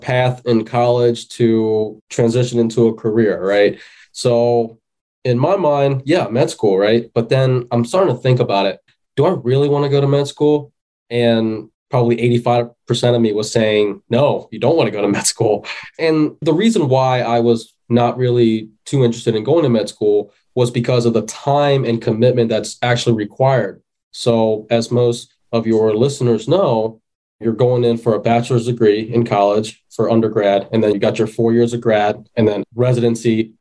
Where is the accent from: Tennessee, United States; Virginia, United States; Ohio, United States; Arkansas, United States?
Ohio, United States; Cincinnati; I'm born and raised in Cincinnati, still located here.